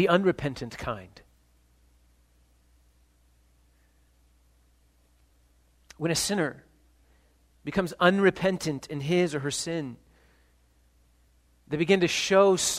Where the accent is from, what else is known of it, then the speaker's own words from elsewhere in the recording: Ohio, United States; I'm from Ohio